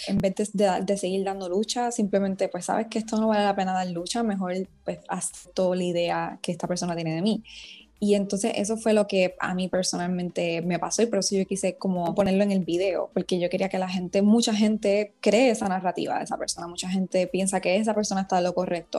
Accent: Puerto Rico; la primera mujer puertorriqueña en protagonizar una serie original de YouTube

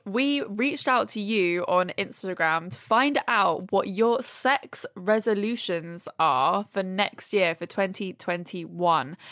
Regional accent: Brighton, South East England, United Kingdom; moved away as an adult; now in London, United Kingdom; I grew up in Brighton and now I, I've lived in London for, I don't know, seven, eight years.

